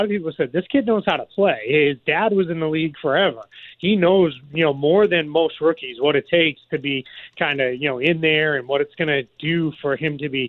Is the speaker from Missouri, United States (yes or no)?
no; Boston, Massachusetts, United States; accent: Boston; my Boston accent